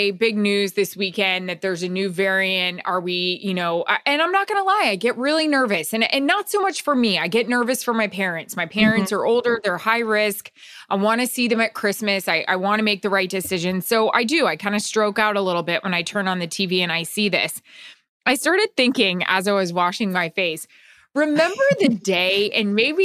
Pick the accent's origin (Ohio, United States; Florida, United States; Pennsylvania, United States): Florida, United States; Tampa; I grew up in Florida